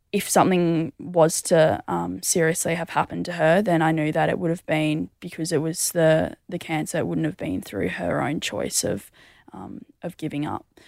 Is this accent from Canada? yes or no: no; Mundaring, Western Australia, Australia; I grew up in the hills of Mundaring